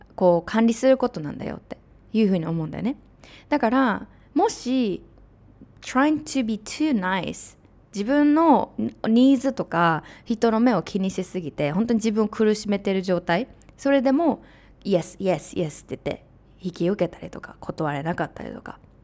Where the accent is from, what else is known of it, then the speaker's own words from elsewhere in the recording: Japan; also born or lived in United States; now in Mexico; 日本で育ってアメリカで住んで今メキシコ